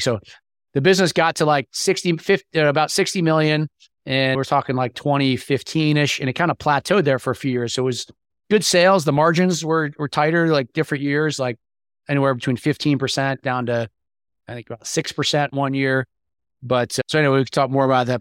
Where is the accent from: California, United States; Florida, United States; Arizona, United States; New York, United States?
New York, United States; moved away as an adult; now in Atlanta, United States; I'm from New York originally, and I had moved to Atlanta